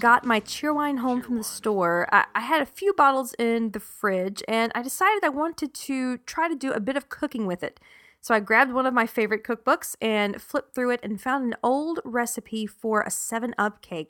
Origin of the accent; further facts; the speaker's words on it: South Carolina, United States; now in North Texas, United States; growing up in South Carolina, we did have a few tornadoes here and there